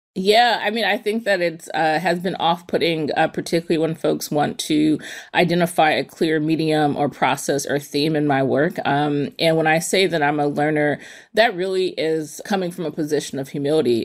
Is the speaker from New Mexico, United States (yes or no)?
no; East Palo Alto, California, United States; I grew up in East Palo Alto, which is a small city in the peninsula in Northern California